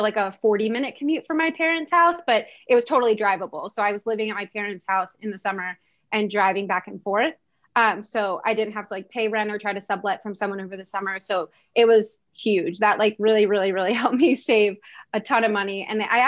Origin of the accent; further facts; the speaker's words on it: Maryland, United States; moved away as an adult; also born or lived in Virginia; I'm from Maryland.